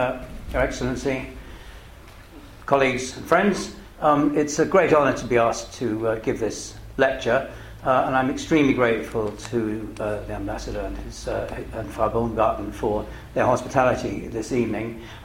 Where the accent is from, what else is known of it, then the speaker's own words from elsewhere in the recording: United Kingdom; as a British person